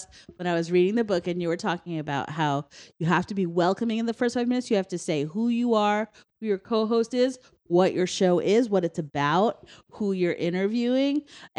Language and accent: English; Westchester, New York, United States; I didn't have that much to begin with because I'm from Westchester